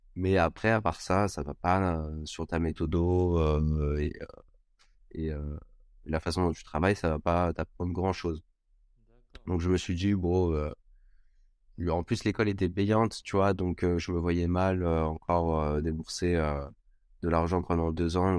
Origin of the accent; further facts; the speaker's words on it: Cannes, Provence-Alpes-Côte d'Azur, France; moved away as an adult; also born or lived in Montpellier; je viens de Cannes à la base